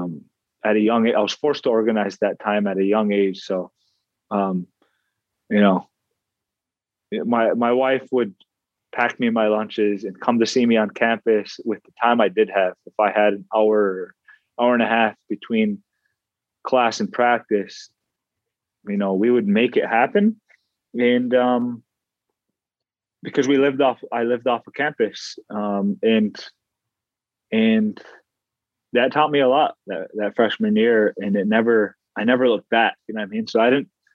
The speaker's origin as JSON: {"language": "English", "country": "United States", "said": "We've been swept under a rug as Native American people for so long"}